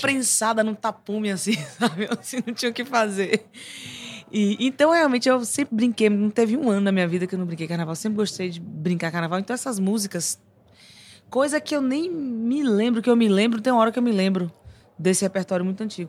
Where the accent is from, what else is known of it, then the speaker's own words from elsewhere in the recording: Bahia, Brazil; Porque eu vivi muito a música da Bahia, não só escutei, eu vivi.